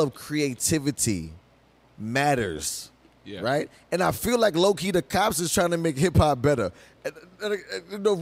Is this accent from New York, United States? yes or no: yes; New York City, New York, United States; I come from Crown Heights, Brooklyn